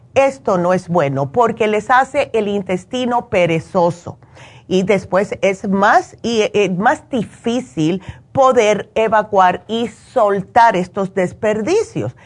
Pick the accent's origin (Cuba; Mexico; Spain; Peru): Cuba; moved away; como hacemos nosotros los cubanos